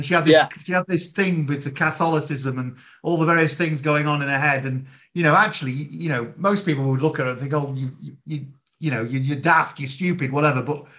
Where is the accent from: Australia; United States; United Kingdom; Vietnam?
United Kingdom; Yorkshire and the Humber; I grew up in Yorkshire, and my partner did as well